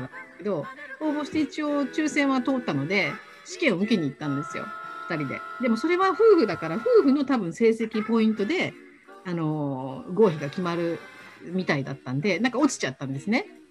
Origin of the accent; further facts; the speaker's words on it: Osaka, Japan; 関西圏に住んでるというか大阪生まれなんで